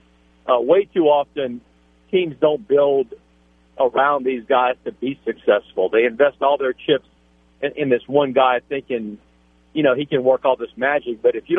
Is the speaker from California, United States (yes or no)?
no; Jeanerette, Louisiana, United States; moved away; I'm originally from Generette